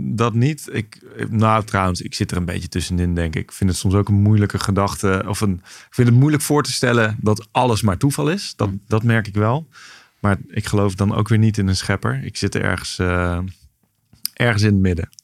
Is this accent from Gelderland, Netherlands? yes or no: yes; Nijmegen, Gelderland, Netherlands; also born or lived in Maastricht; voor mijn tweede zijn we verhuisd naar Nijmegen. Dus daar ben ik echt opgegroeid